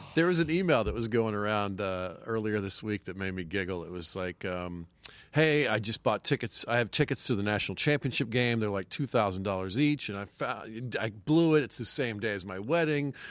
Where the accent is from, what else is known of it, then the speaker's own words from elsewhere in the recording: Marietta, Georgia, United States; moved away as an adult; now in New York, United States; I grew up in Marietta, Georgia.